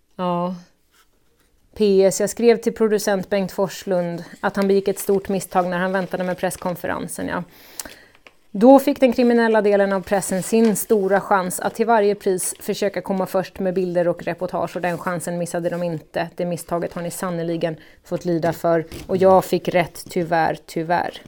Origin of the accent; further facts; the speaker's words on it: Gotland, Sweden; also born or lived in Visby